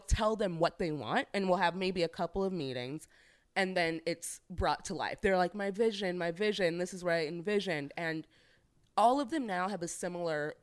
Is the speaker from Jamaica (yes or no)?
no; St. Louis, Missouri, United States; I'm from St. Louis